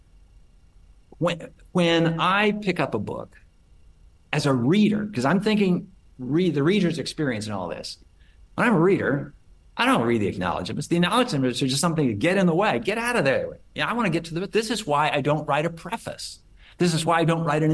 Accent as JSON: {"language": "English", "town": "Portland", "region": "Oregon", "country": "United States", "tie": "born or raised there", "moved": "yes", "lives_now": "Austin, United States", "said": "because I'm from Oregon, grew up in Oregon"}